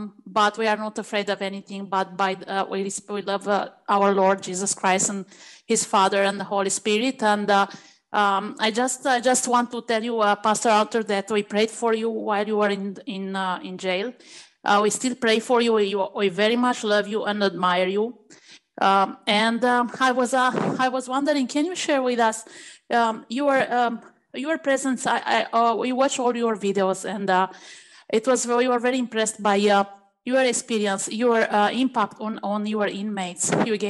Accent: Romania; now in Canada; We are three immigrants from Romania. We grew up in communism.

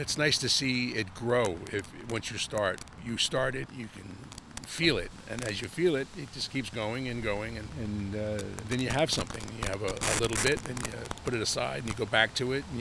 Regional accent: Tinton Falls, New Jersey, United States; I grew up in Tinton Falls.

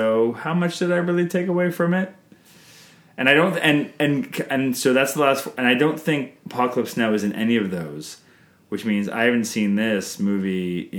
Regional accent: Canada

